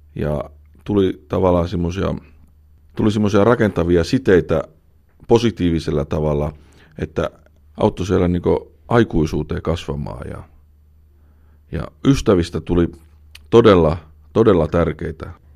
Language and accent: Finnish; Finland; moved away; also born or lived in Eskilstuna, Sweden; muuttaa takaisin Suomeen